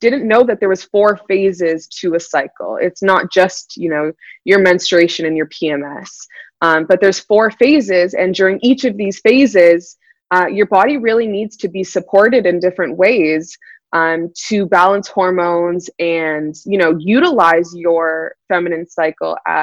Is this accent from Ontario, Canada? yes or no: yes; Toronto, Ontario, Canada; also born or lived in California; I'm originally from Toronto, Ontario in Canada. And I'm based out of there